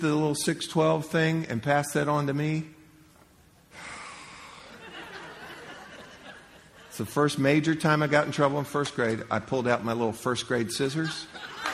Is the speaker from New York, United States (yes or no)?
no; Central Florida, United States; I grew up in Central Florida